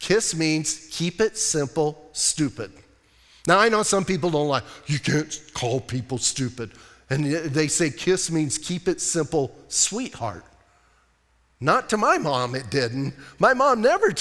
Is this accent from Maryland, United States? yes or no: no; Bisbee, Arizona, United States; I'm from Bisbee.